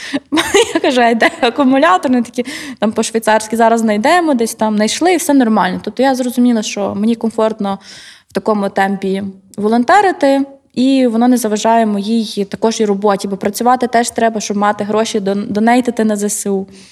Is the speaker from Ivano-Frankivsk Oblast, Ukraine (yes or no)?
no; Kyiv, Ukraine; Я взагалі з Києва, і в мене батьки також